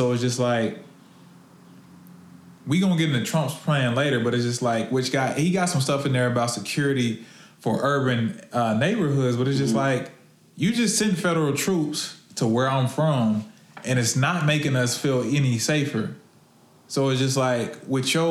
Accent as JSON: {"language": "English", "town": "Kansas City", "region": "Missouri", "country": "United States", "tie": "born or raised there", "said": "I'm from Kansas City. So off 32nd in Indiana in the 30s, not too far from where I grew up"}